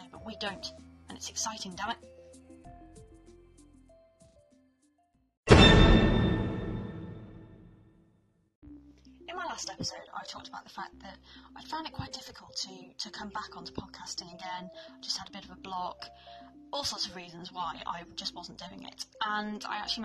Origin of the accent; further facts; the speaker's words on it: United Kingdom; I am British. I am British and we do not get sun in this country.